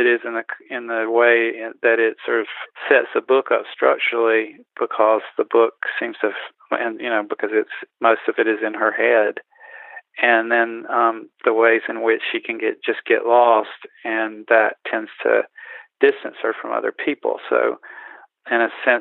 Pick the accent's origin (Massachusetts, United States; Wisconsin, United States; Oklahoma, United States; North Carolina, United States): North Carolina, United States; Eastern; where I grew up in Eastern North Carolina, where it never snowed.